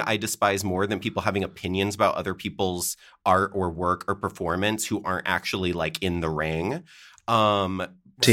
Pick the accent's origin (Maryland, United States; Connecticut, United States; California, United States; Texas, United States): Connecticut, United States; moved away as an adult; also born or lived in Chicago / Seattle; I grew up in Connecticut